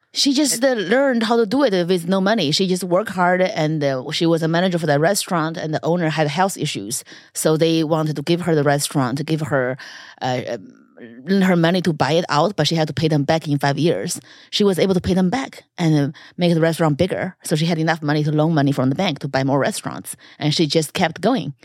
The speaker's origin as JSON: {"language": "English", "country": "China", "moved": "yes", "said": "China is viewed as invasive because our government"}